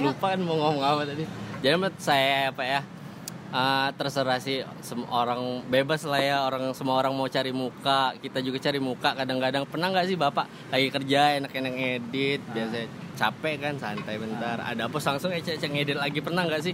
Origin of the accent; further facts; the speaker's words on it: Palembang, South Sumatra, Indonesia; Gue lahir di Palembang.